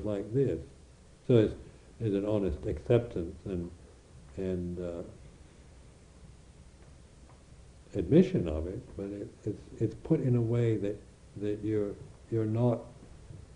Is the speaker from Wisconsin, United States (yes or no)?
no; Washington, United States; moved away as an adult; also born or lived in Thailand / Borneo / India; now in England, United Kingdom; as an American